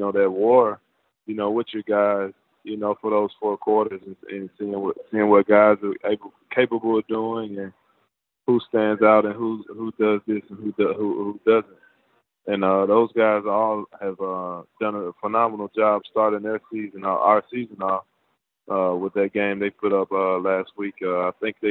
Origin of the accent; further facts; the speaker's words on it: Atlanta, Georgia, United States; also born or lived in Virginia; I grew up in Atlanta